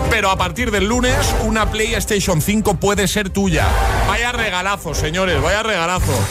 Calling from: Valencia, Valencian Community, Spain; de Valencia.

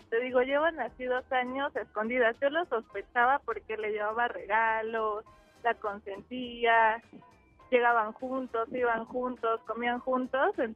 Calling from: Mexico City, Mexico; Pues soy de la Ciudad de México y ¿qué crees? Que sigo trabajando.

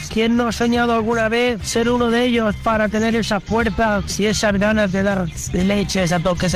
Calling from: Formentera, Balearic Islands, Spain; Buenas tardes desde Formentera. Soy

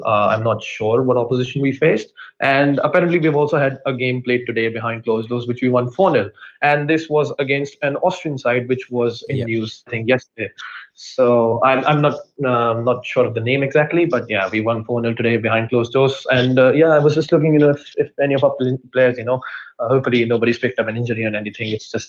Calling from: Faridabad, Haryana, India; This is a place called Faridabad in a state called Haryana, which is a part of India.

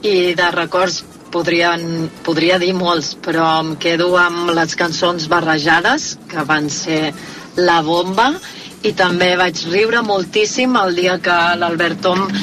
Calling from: Mataró, Catalonia, Spain; Hola, Islàndia. … de Mataró

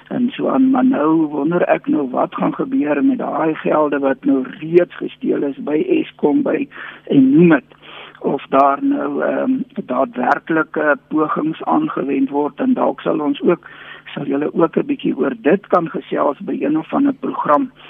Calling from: Bloemfontein, Free State, South Africa; Uh, man ek is nou hierso uit Bloemfontein uit of dan nou anders gestel die Mangaung munisipaliteit wat nou weer in die nuus is.

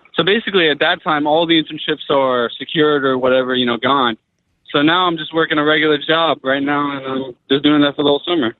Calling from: New Jersey, United States; I'm calling from uh, North Jersey.

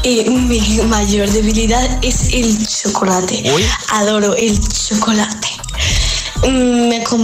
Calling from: Palma de Mallorca, Balearic Islands, Spain; Hola Josué … de Palma de Mallorca

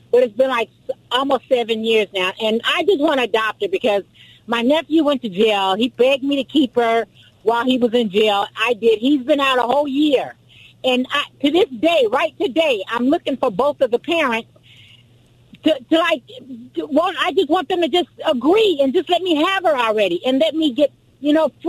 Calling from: Lakewood, California, United States; uh, Lakewood, California.

